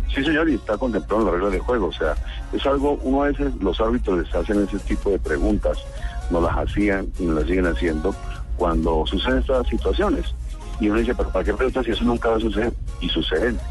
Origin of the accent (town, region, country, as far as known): Colombia